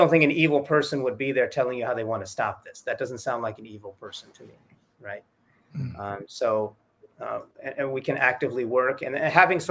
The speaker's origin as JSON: {"language": "English", "region": "Southern California", "country": "United States", "tie": "born or raised there", "also_born_or_lived": "Toronto / Egypt / San Antonio, Texas", "moved": "as an adult", "said": "I grew up in Southern California, very large Latino population"}